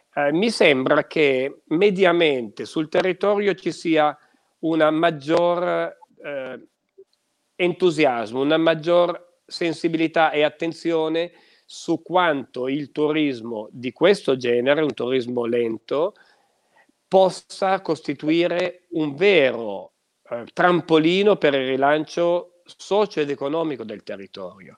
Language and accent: Italian; Piedmont, Italy; Abbiamo delle gemme qua da noi, nel Tortonese